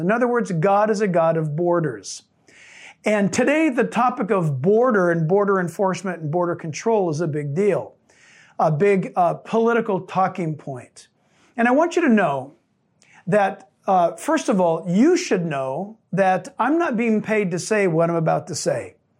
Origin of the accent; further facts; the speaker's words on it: San Diego, California, United States; I was born in San Diego.